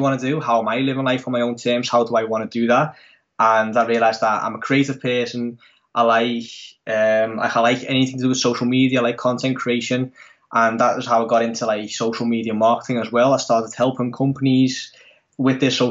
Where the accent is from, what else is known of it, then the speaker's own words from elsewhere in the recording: Netherlands; I'm from the Netherlands, born and raised in the Netherlands